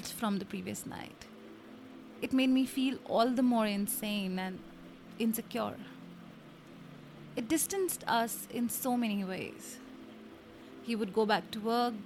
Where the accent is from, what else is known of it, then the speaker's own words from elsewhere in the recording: India; I come from India, and a lot of Indian families have on an average of 4 to 8 people living together. We are 7